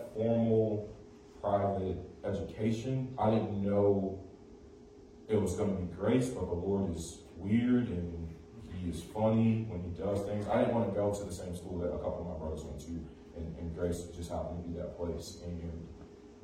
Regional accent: Chicago, Illinois, United States; I was raised in Humboldt Park

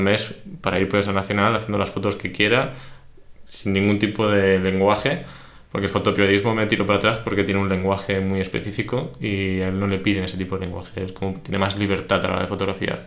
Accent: Barcelona, Catalonia, Spain; sí que soy de Barcelona

